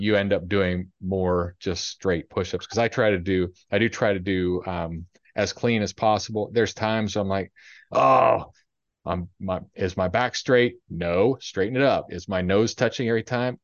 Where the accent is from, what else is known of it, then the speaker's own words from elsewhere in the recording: Ohio, United States; moved away; I grew up in Ohio